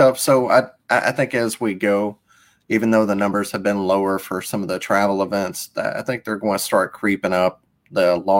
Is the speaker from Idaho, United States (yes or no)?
no; Mississippi, United States; I'm from Mississippi.